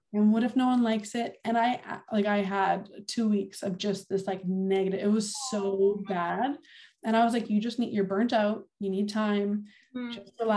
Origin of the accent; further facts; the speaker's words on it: Winnipeg, Manitoba, Canada; moved away as an adult; I'm from St. Vitale and that's where my son was born and where I grew up.